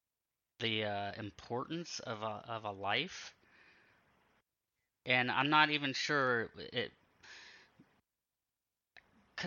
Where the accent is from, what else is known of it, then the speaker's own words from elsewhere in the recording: Pennsylvania, United States; I grew up in Pennsylvania and in a real rural area